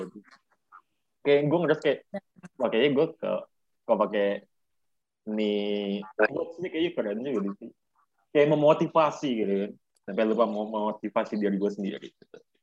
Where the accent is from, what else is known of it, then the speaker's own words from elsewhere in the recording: Jakarta, Indonesia; lahir di Jakarta, tepatnya tanggal dua puluh sembilan November pada tahun dua ribu dua